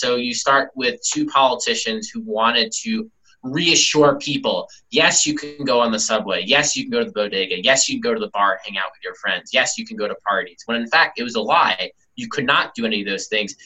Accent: New York City, New York, United States; I grew up here, born and raised in Brooklyn

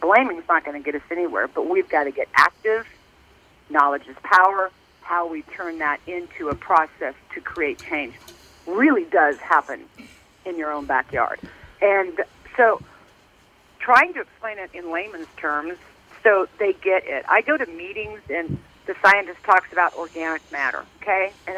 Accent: Lawrence, Kansas, United States; I'm just born and raised in Lawrence, Kansas, so I thought, oh, my gosh, here we go with another slang word.

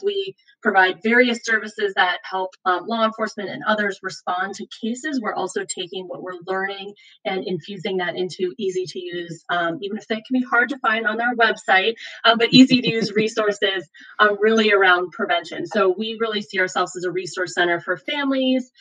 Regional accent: Virginia, United States; I'm from Virginia. That's where I live

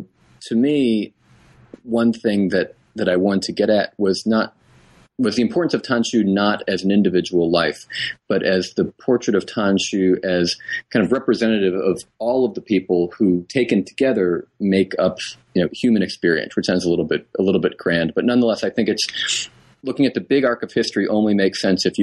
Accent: New England, United States; I was raised in New England

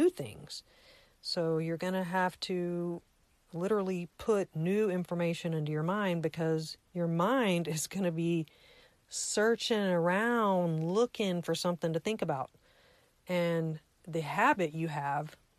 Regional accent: United States; I'm an American, that I live in a free country

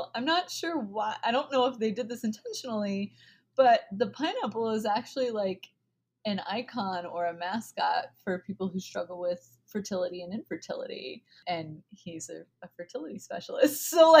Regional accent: the South, United States; accent: Southern; this one is my little butter bean that I say in my southern accent, because my granny calls them butter beans.

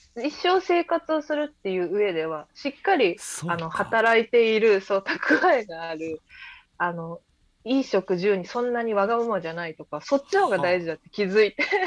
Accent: Tokyo, Japan; 東京育ちなんですけど

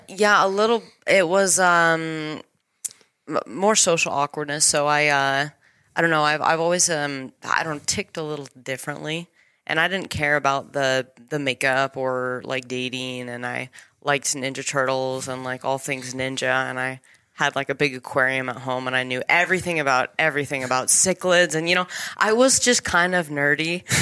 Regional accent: Elizabeth, Colorado, United States; I was born and raised in Colorado. Little tiny town called Elizabeth.

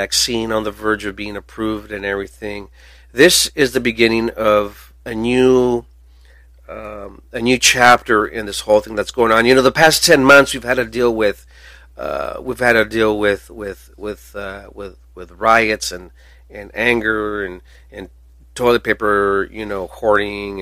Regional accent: United States; we should here in America

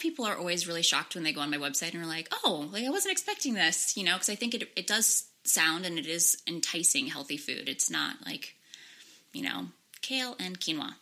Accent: Darien, Connecticut, United States; also born or lived in Fiji; I actually was born and sort of raised in Darien, so just down the road, but I actually spent a lot of my life in Fiji um, because my mom is from Fiji

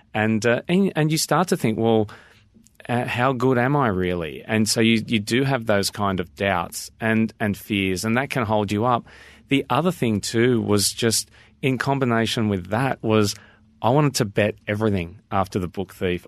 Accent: Australia; I'm very Australian

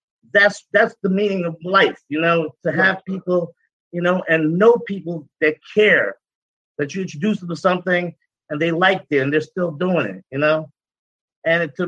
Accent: Guyana; moved away; also born or lived in Brooklyn, New York, United States; I'm from Guyana. I was born in South America

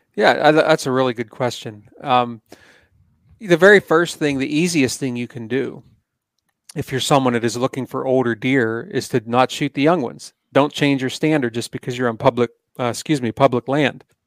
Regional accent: Pennsylvania, United States; I'm from Pennsylvania, and this is where I grew up hunting

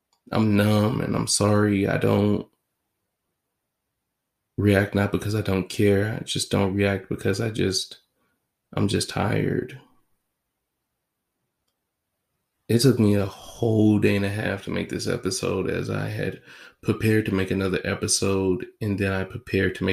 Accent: United States; I'm an American

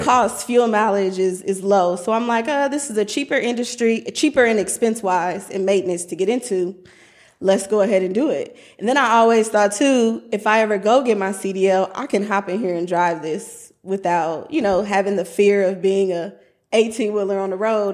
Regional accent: Omaha, Nebraska, United States; I am originally from Omaha, Nebraska

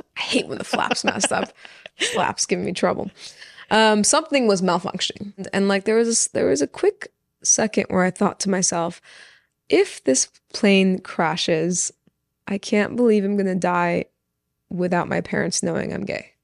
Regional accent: Orange County, California, United States; first language Persian; English is a second language; also born or lived in Los Angeles, California; I grew up in Orange County with like literally thousands of people around me

